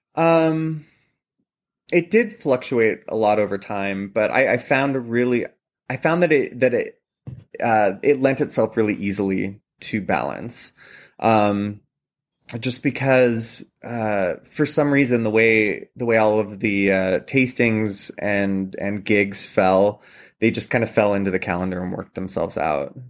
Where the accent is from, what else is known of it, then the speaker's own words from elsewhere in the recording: Columbia Valley, Washington, United States; moved away as an adult; also born or lived in New York City; now in Pittsburgh, United States; I mentioned I'm from Washington State originally, and I grew up in the Columbia Valley, which is a big wine region.